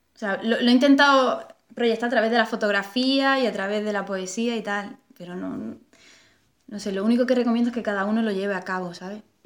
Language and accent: Spanish; Melilla, Spain; moved away as an adult; also born or lived in Málaga / Granada / Portugal; now in Madrid, Spain; Yo me crié, me crié en Melilla y... O sea, luego mm, fuimos a Málaga, pero yo era, yo era muy pequeña. Pero con 18 años salí, salí escopetada allí